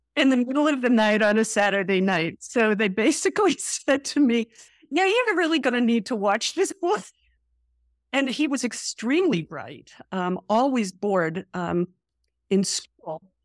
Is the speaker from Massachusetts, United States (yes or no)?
yes; Boston, Massachusetts, United States; also born or lived in Montreal, Canada; I grew up in a family of eight in Greater Boston